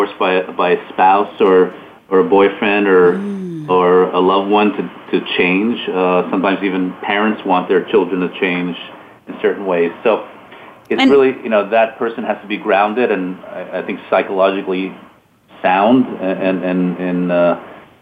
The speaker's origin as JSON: {"language": "English", "town": "Montreal", "region": "Quebec", "country": "Canada", "moved": "as an adult", "lives_now": "Long Island, United States", "said": "I'm originally from Canada, Montreal, moved here almost 20 years ago to finish my training and settled here in Long Island, New York"}